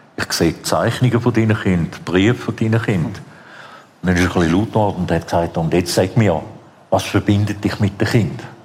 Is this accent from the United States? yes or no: no; Switzerland; also born or lived in Vienna, Austria; ich bin ursprünglich in Wien geboren, mhm. dann bin ich in der Schweiz aufgewachsen